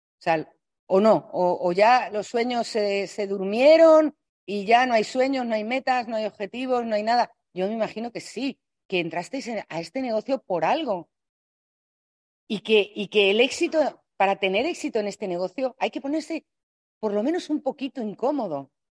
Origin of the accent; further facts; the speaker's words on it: Spain; los españoles somos hablando un poco así